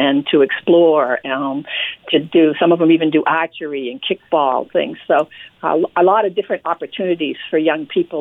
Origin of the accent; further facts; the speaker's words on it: Maine, United States; accent: Maine; moved away as an adult; now in Western Massachusetts, United States; I have a Maine accent, so I'm a transplant, but adopted this wonderful region since 2003